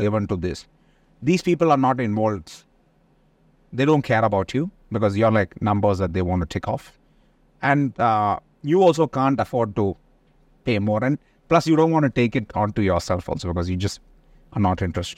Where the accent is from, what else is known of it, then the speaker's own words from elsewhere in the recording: India; moved away; being Indian, there's a lot of our people who are in these kind of businesses